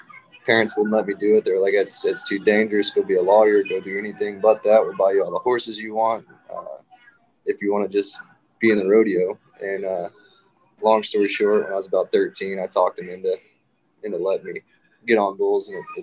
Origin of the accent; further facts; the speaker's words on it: Jasper, Texas, United States; I grew up in Jasper, which is about 30 miles from where I live now